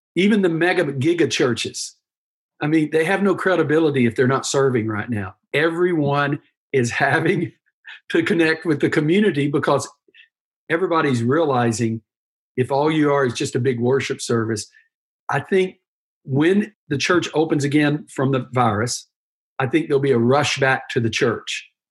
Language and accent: English; United States; being an American is great. We're very pragmatic people, we're process oriented. One, two, three, how we do things. That's what's made our country what it is.